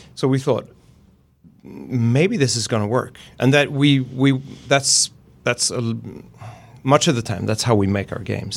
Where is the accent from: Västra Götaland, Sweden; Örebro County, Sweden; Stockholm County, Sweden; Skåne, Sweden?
Västra Götaland, Sweden; Gothenburg; I'm from Gothenburg in Sweden, and that's the pun capital of the world